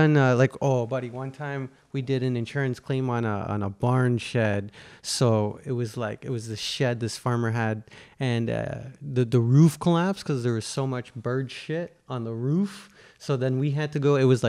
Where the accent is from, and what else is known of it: Ontario, Canada; born or raised there; also born or lived in Calgary, Alberta